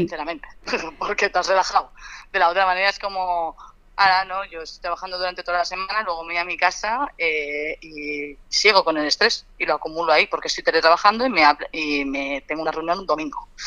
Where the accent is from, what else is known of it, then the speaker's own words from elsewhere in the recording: Alicante, Valencian Community, Spain; moved away as an adult; now in Madrid, Spain; yo soy de Alicante, me fui a estudiar a Madrid y llevo siete años aquí